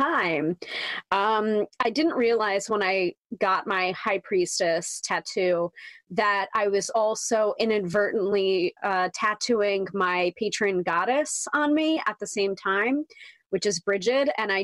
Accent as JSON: {"language": "English", "region": "New York", "country": "United States", "said": "the New Yorker"}